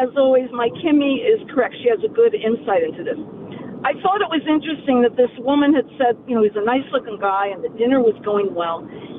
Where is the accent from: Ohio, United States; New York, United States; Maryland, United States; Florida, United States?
New York, United States; New York City; I grew up in New York City, and I went to high school in Manhattan.